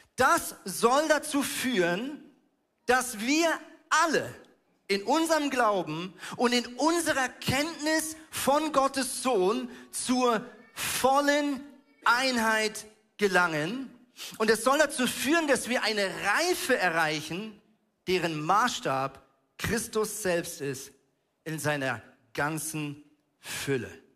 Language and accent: German; Switzerland; now in Hamburg, Germany; ich bin ja Schweizer